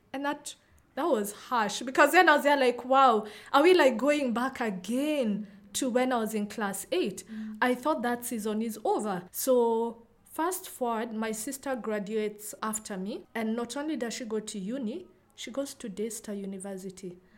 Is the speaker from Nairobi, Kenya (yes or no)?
yes; Nairobi, Kenya; I'm from Kenya, specifically Nairobi, which is where I've grown up, lived all my life